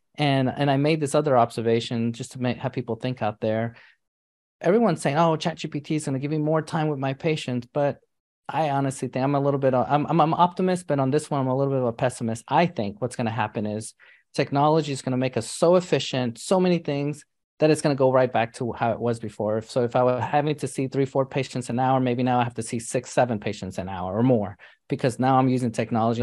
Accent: New York City, New York, United States; I grew up in New York City

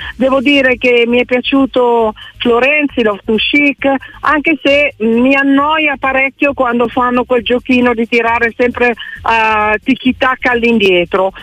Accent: Milan, Lombardy, Italy; Sono milanese da 58 anni

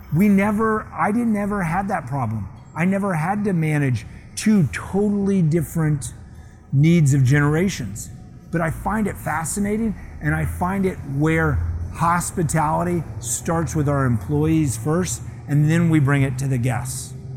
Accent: Scottsdale, Arizona, United States; moved away; Scottsdale, where I grew up

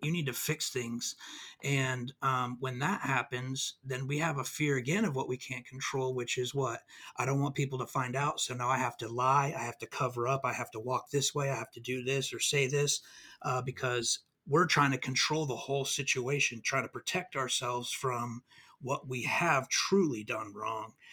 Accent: California, United States; now in Mississippi, United States; I'm from California. We moved out here

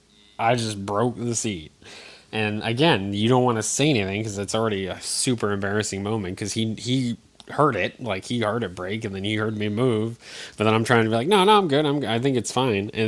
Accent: Eastern Connecticut, United States; moved away; I grew up in Connecticut, Eastern Connecticut

